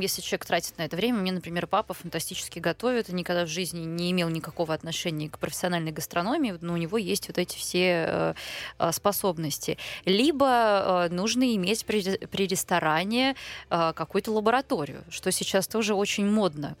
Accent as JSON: {"language": "Russian", "region": "Far East", "country": "Russia", "said": "А я таки просто с Дальнего Востока"}